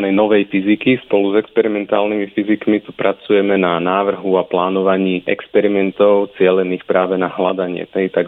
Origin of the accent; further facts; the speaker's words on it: Bratislava, Bratislava Region, Slovakia; moved away as an adult; also born or lived in New Zealand; now in Groningen, Netherlands; pochádzam z Bratislavy.